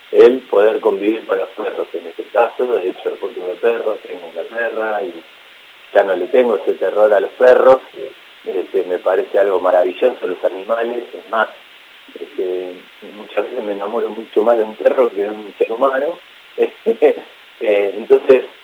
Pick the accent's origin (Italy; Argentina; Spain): Argentina; Ciudadela, Buenos Aires Province; No, no, yo me crié, me crié en Ciudadela, que es un barrio este, de zona oeste, donde prácticamente eh, en la calle y en el campo, tenía un campo a la vuelta de mi casa